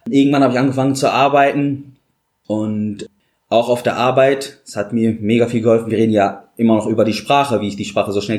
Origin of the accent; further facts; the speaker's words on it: Syria; moved away as an adult; now in Dortmund, Germany; Ja, ich komme aus Syrien, wie du gesagt hast, bin seit fünf Jahren hier in Deutschland in Dortmund. Ich habe in Syrien mein Abitur gemacht und dann kam der Krieg und wollte eine bessere Zukunft haben.